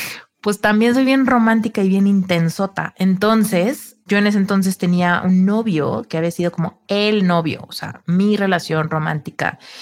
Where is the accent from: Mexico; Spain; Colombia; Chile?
Mexico; Soy mexicana